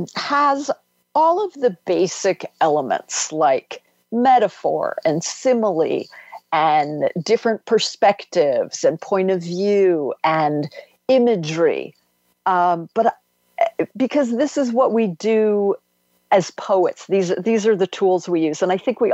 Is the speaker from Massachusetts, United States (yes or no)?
no; D.C., District of Columbia, United States; houses along the river where I grew up outside of Washington, D.C.